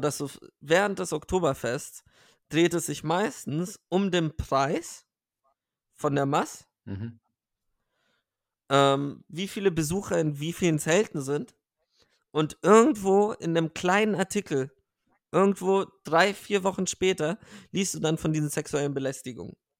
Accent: Bavaria, Germany; ich bin ja auch in Bayern aufgewachsen

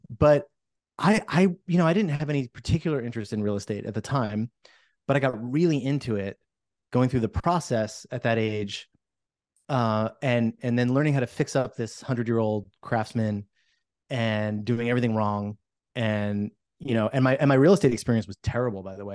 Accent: New Jersey, United States; moved away as an adult; now in Portland, United States; I'm from New Jersey, and I came here about a little over twenty years ago

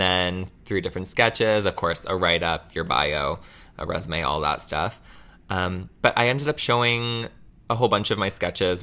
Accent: Mississauga, Ontario, Canada; I was born in Mississauga

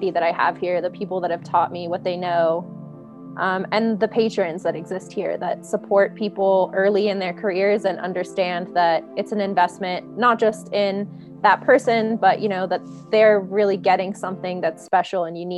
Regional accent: East Coast, United States; And I'm from the East Coast, so I'm very blunt and like to the point.

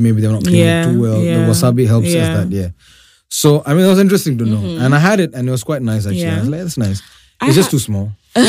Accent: India; moved away; I'm an Indian here, right?

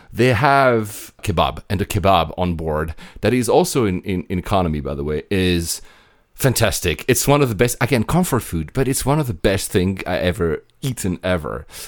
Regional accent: Greece; as a Greek

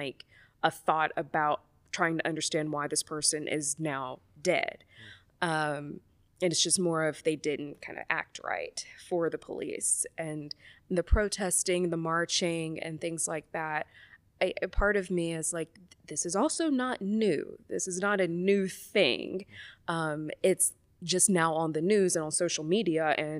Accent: the South, United States; maybe it is because I'm from the South and like it's not a new thing.

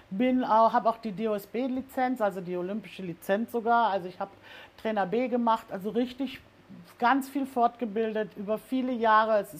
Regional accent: Rhineland, Germany; Und als Rheinländer in Ostwestfalen, das geht nicht.

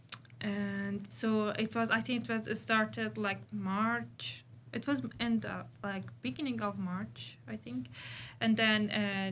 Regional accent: Iran; moved away as an adult; now in Sydney, Australia; I'm originally from Iran

